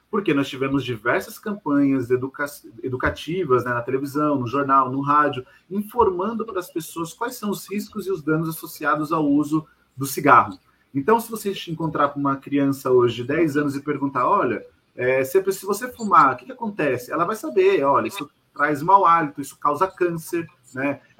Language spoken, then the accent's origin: Portuguese; Diadema, São Paulo, Brazil; also born or lived in Vila Mariana; Eu nasci na Vila Mariana, mas eu morei 38 anos em Diadema. Eu sou um quase diademense.